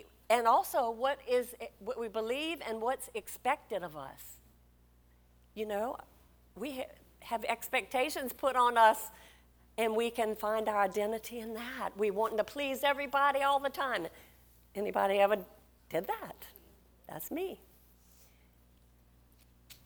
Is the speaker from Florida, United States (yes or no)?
no; Louisiana, United States; we're from Louisiana.